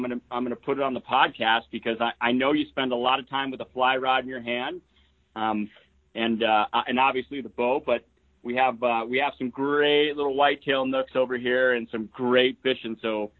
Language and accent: English; Ohio, United States; now in Bitterroot Valley, Montana, United States; I grew up in Ohio for a portion of my life.